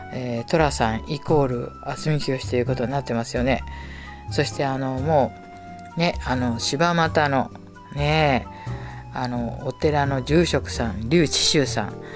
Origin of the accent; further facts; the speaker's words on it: Tokyo, Japan; 下町でね生まれ育ちました